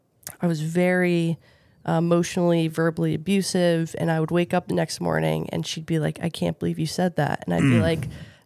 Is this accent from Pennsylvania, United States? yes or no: yes; outside of Philadelphia, Pennsylvania, United States; I grew up outside of Philly, in a really nice suburb, two parents.